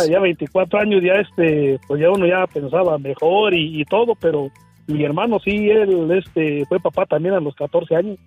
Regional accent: Michoacán, Mexico; somos ya de Michoacán

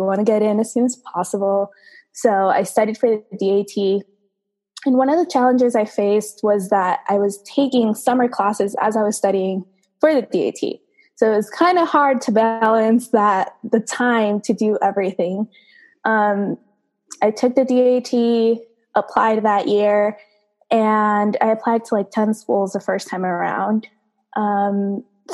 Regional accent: Caracas, Capital District, Venezuela; now in United States; I was born and raised in Caracas, Venezuela.

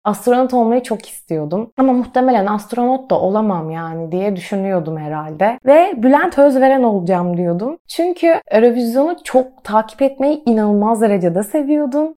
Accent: Trabzon, Turkey; also born or lived in Kocaeli; Biz Kocaeli'nden Trabzon'a taşındığımızda çok büyük bir kültür değişimi yaşadığımı hatırlıyorum. Kaldı ki biz Trabzonluyuz ama ben Trabzon'da doğup büyümedim. İlkokul 2'de buraya geldiğimde

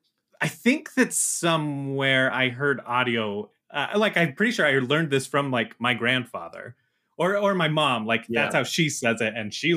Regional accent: Midwest, United States; I'm Midwest.

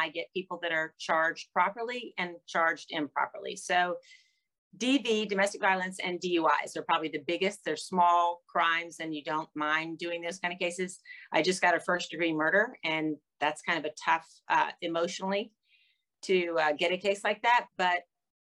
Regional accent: Gainesville, Florida, United States; I grew up in Gainesville.

